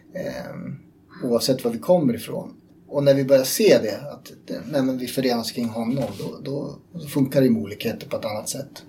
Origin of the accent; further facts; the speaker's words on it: Uppland, Uppsala County, Sweden; jag är uppvuxen här i Uppland